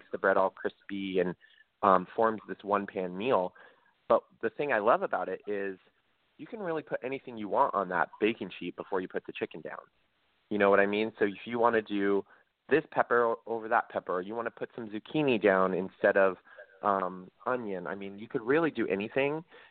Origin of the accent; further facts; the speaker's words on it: Central Valley of California, United States; I grew up in the Central Valley of California. So I grew up on the West Coast.